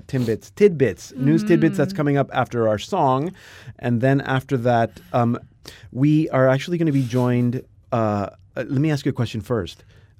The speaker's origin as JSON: {"language": "English", "town": "Bethlehem", "region": "West Bank", "country": "Palestine", "tie": "born there", "said": "Yeah, I was born in Bethlehem."}